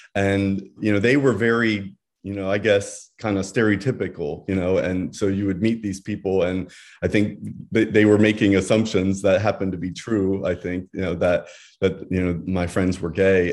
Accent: Bucks County, Pennsylvania, United States; moved away as an adult; now in Santa Barbara, United States; I grew up, I was raised, all of my family still lives in Pennsylvania. um, kind of rural area outside of Philadelphia, Bucks County area

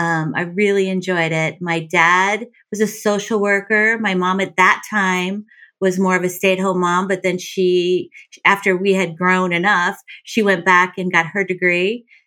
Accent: Canton, Connecticut, United States; born or raised there

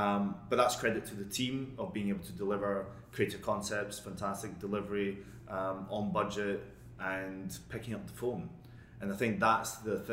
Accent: Scotland, United Kingdom; moved away; I'm Scottish

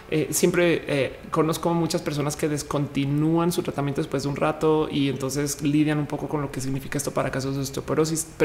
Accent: Mexico; en mi país natal soy socialmente aceptada como mujer prontamente en, México.

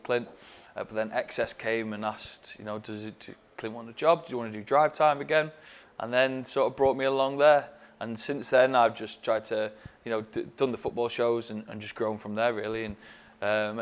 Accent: Stockport, North West England, United Kingdom; I grew up in Stockport

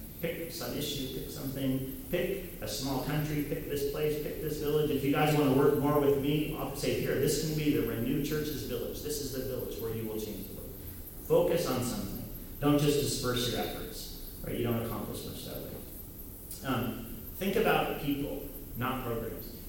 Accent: United States; I'm this white, American, Protestant, Christian, male, heterosexual boy

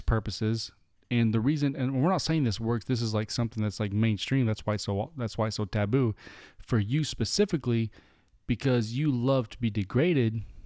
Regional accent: United States; We're American through and through

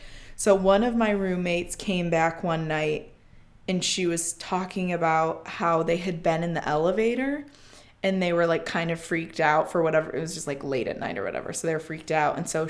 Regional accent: Midwest, United States; But yeah, we say Lemon because we're from the Midwest and we're annoying.

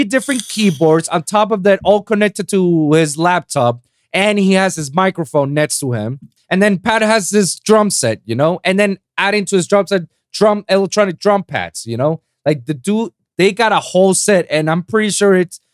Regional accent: Puerto Rico; moved away; back in my hometown in Puerto Rico, in the island.

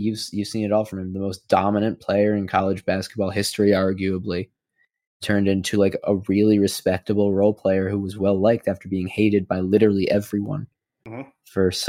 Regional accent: Philadelphia, Pennsylvania, United States; I'm from Philly.

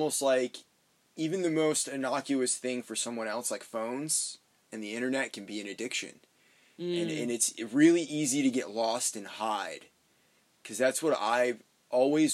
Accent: Maine, United States; moved away; where I'm from, like my hometown up in Maine

